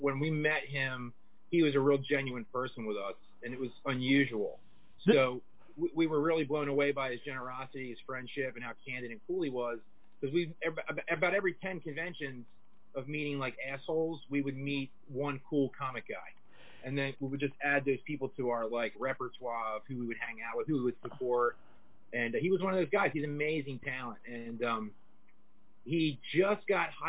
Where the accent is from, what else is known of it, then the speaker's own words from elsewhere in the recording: Maryland, United States; also born or lived in South Jersey; I'm from Maryland, and right on the border there between the three states of Delaware